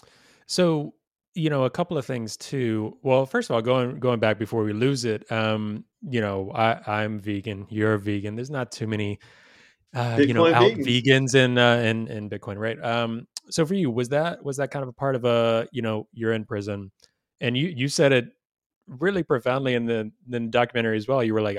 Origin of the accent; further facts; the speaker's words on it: the South, United States; Growing up in the South, it's like you like I, you know, even me being vegan growing up in the South, I still go, you know, when I go home